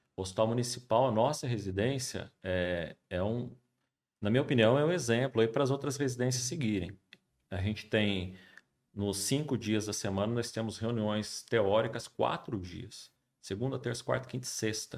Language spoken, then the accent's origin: Portuguese; São José dos Campos, São Paulo, Brazil; also born or lived in Juiz de Fora; eu sou de São José, nasci aqui, fui fazer faculdade de Juiz de Fora